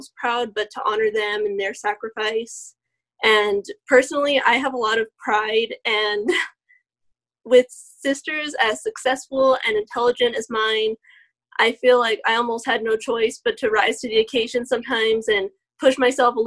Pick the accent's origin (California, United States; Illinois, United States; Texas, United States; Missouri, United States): Texas, United States; El Paso; also born or lived in San Antonio, Texas; now in Denton, United States; I was born in San Antonio and raised here in El Paso